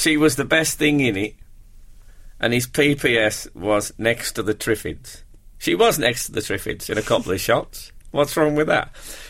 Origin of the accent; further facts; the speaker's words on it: Birmingham, West Midlands, United Kingdom; moved away; it's like the Hollywood Walk of Stars, except it's for people from Birmingham.